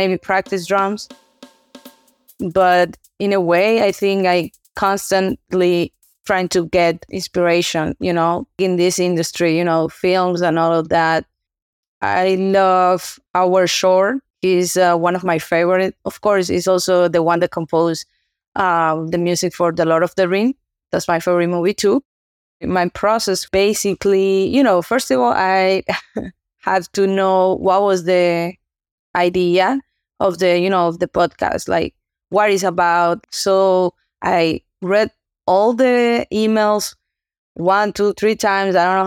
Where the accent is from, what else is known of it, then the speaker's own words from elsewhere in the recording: Santo Domingo, Distrito Nacional, Dominican Republic; now in Boston, United States; I'm from Dominican Republic, Santo Domingo. That's my home. But I'm living currently here in U.S. in Boston